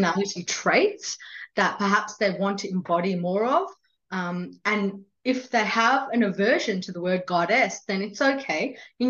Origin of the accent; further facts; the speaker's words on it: India; I was born in India and I've grown up as a Hindu.